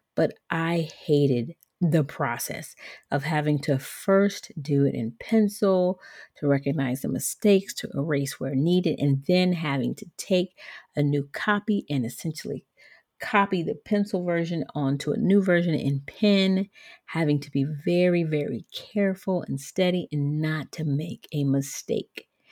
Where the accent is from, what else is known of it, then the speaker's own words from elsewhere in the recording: Georgia, United States; also born or lived in Liberia; I grew up in Georgia, which is the southern part of the United States.